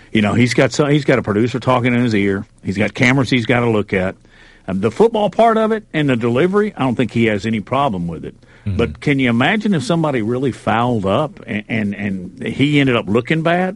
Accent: Alabama, United States; also born or lived in Arkansas; raised in Alabama

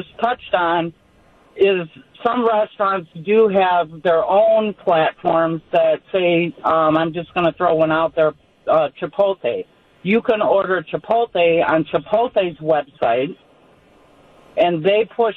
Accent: Illinois, United States; born or raised there

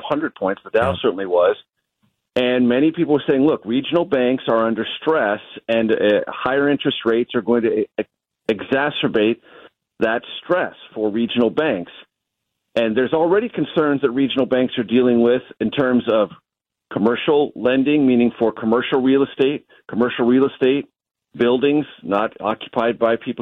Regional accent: San Diego, California, United States; moved away as an adult; also born or lived in Amarillo, Texas; I grew up in San Diego, so I didn't grow up with cowboy boots

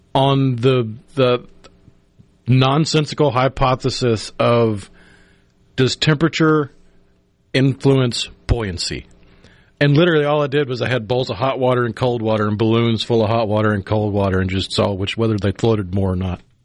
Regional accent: Tupelo, Mississippi, United States; growing up in Tupelo

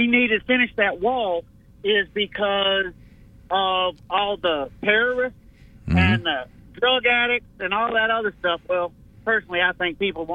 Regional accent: United States; I was lucky enough to be born in America

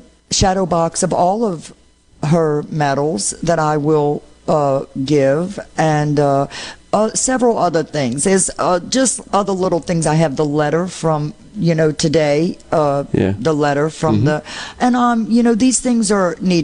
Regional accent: New Orleans, Louisiana, United States; accent: New Orleanian; moved away as an adult; also born or lived in Sossier, Mississippi / McComb, Mississippi; now in Mississippi, United States; I'm from New Orleans

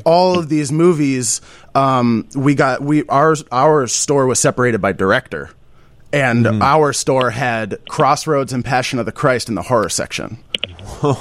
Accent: Burlington, Vermont, United States; I'm from Burlington, Vermont

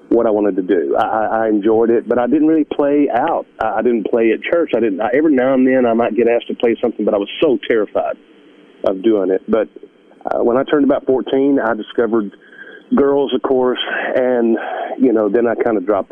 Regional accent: Sylvan Springs, Alabama, United States; I grew up right outside of Birmingham in the big town of Sylvan Springs.

